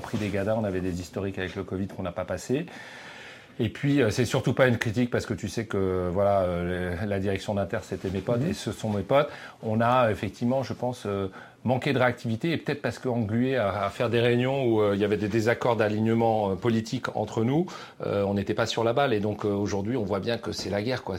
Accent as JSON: {"language": "French", "area": "Breton", "region": "Brittany", "country": "France", "moved": "yes", "lives_now": "Paris, France", "said": "je suis breton"}